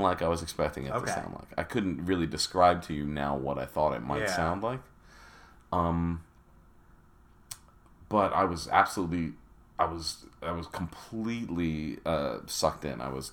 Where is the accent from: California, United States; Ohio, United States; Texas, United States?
California, United States; San Diego; also born or lived in Long Island, New York; My family moved to San Diego for the climate in 1970 when I was 8. So I'm virtually a Southern Californian